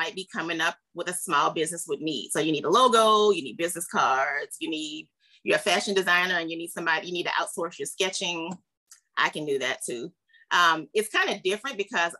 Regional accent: New Orleans, Louisiana, United States; moved away; also born or lived in Dallas, Texas; I'm originally from New Orleans, Louisiana

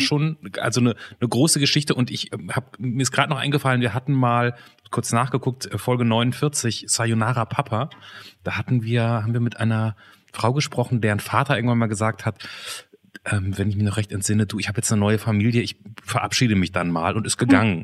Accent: Germany; ich bin ja Deutscher

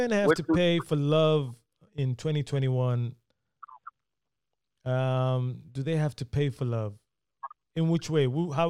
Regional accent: London, United Kingdom; I'm from London.

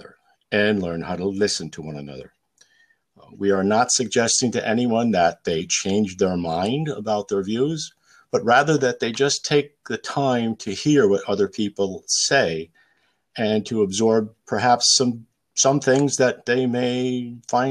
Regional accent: Capital District, New York, United States; I grew up in the Capital District.

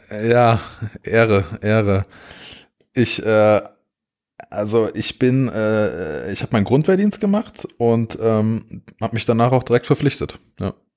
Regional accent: Pohlheim, Hesse, Germany; ich bin äh, in der Nähe von Gießen äh, aufgewachsen

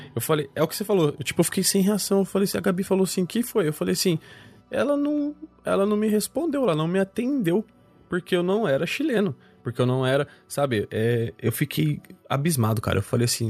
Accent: Campinas, São Paulo, Brazil; Porque eu sou campineiro

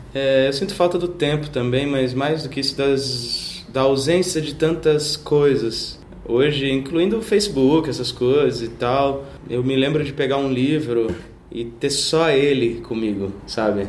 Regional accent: Cuiabá, Mato Grosso, Brazil; moved away as an adult; also born or lived in Arapongas, Paraná / Londrina, Paraná / Santa Cruz de la Sierra, Bolivia / La Paz, Bolivia; now in São Paulo, Brazil; nasci em Arapongas, no Paraná. Fui criado em Londrina, depois aos 8 anos me mudei para Cuiabá, passei um tempo na Bolívia, dos 17 para os 18, em Santa Cruz de la Sierra e La Paz, e moro em São Paulo desde os 21

